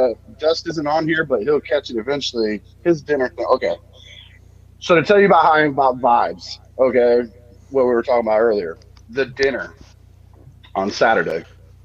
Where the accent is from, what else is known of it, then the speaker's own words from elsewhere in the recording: Tampa, Florida, United States; I grew up in Tampa.